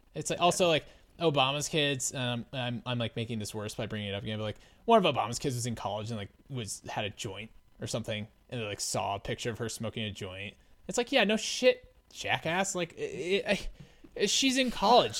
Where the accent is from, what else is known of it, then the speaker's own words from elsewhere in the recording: United States; I'm an American.